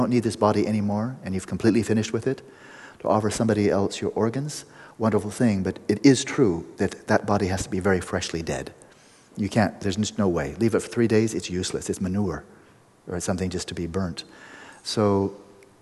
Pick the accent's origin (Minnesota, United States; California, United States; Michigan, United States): California, United States; Pasadena; a Vedanta center in Pasadena, my hometown